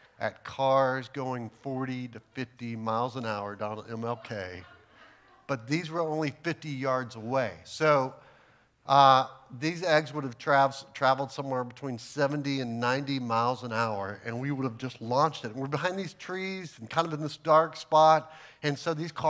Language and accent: English; Texas, United States; I'm from Texas